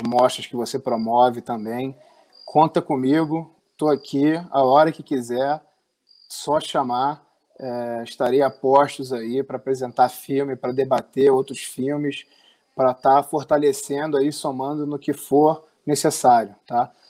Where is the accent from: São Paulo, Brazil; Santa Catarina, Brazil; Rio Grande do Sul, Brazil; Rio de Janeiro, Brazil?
Rio de Janeiro, Brazil; no bairro que eu fui criado aqui no, no Rio de Janeiro